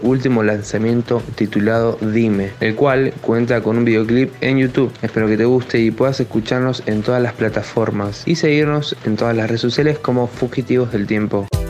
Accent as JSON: {"language": "Spanish", "town": "Río Gallegos", "region": "Santa Cruz", "country": "Argentina", "said": "Somos de Río Gallegos, bien al sur de Argentina"}